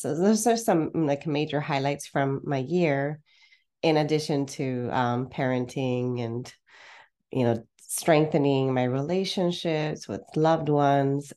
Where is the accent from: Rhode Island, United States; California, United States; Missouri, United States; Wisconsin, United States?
California, United States; Los Angeles; born or raised there; moved away as an adult; also born or lived in Santa Barbara, California; now in Porto, Portugal